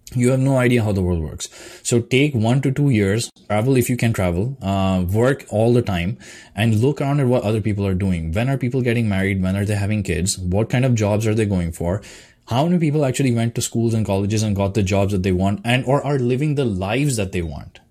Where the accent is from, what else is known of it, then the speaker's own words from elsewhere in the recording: India; now in Canada; my background as an Indian person, like coming from Indian culture, because the schooling system, the cultural system there is different